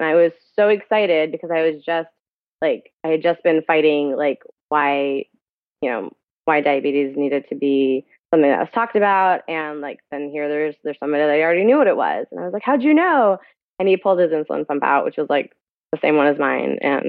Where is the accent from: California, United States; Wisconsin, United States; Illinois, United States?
California, United States; Orange; born there; also born or lived in Pakistan; I was born here in Orange, California. Mm-hmm. I moved back to Pakistan, which is where my parents are originally from, when I was 7 or 8.